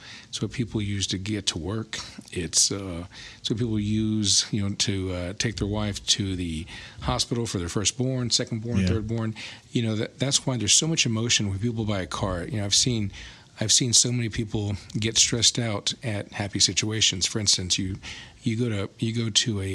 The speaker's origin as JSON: {"language": "English", "town": "Alice", "region": "Texas", "country": "United States", "tie": "born or raised there", "also_born_or_lived": "San Antonio, Texas / Austin, Texas", "moved": "as an adult", "said": "I'm originally from Alice, Texas. So that's where I finished high school"}